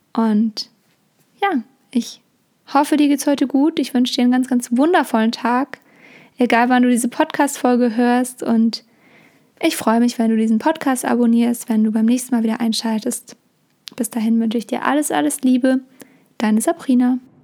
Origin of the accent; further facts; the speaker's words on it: Germany; bei uns in Deutschland